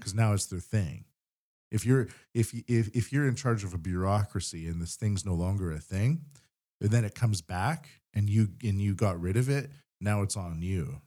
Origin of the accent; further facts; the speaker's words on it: Vancouver Island, British Columbia, Canada; now in Japan; I come from Vancouver Island